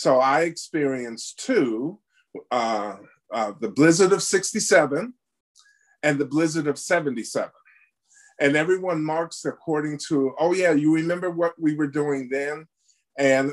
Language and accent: English; Chicago, Illinois, United States; I was born and raised in Chicago, Illinois.